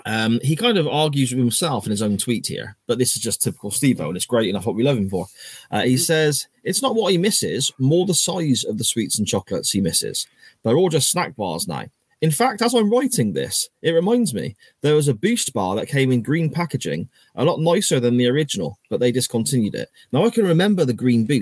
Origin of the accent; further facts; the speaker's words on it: Gloucester, South West England, United Kingdom; in Gloucester as well, where I'm from